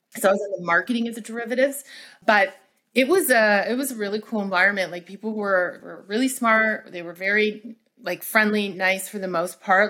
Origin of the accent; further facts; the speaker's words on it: Toronto, Ontario, Canada; I am from Canada, by the way, from Toronto